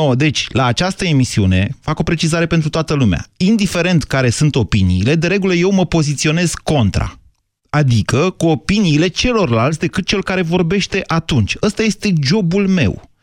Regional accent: Drobeta-Turnu Severin, Mehedinți County, Romania; now in Bucharest, Romania; eu când eram copil la Severin

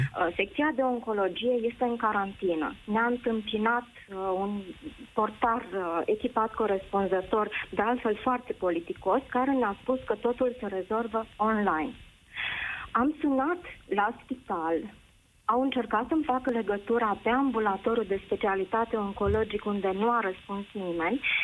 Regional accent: Câmpulung Moldovenesc, Suceava County, Romania; Sunt din Câmpul Moldovenesc, din Bucovina

